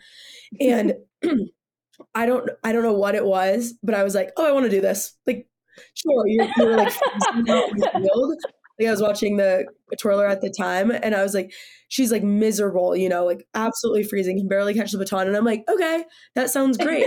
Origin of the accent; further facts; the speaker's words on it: Sacramento, California, United States; moved away as an adult; now in Boulder, United States; I'm coming from Sacramento, California, which is like you know, 110 all summer